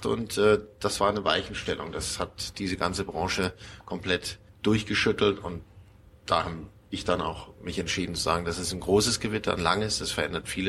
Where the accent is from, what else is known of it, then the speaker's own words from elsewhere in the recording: Munich, Bavaria, Germany; Ja, man hört es meinem Dialekt nicht so an. Ich, ich bin gebürtiger Münchner Bayer, aber Prägung kommt immer von der Familie.